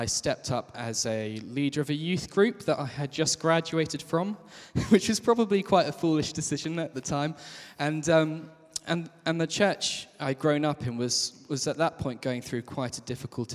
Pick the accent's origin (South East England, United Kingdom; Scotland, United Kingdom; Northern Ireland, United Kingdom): South East England, United Kingdom; Kent; I grew up in Kent.